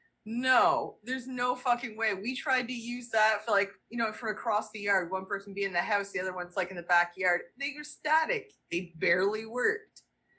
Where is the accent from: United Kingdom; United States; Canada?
Canada; Brockville, Ontario; And my hometown is very conservative.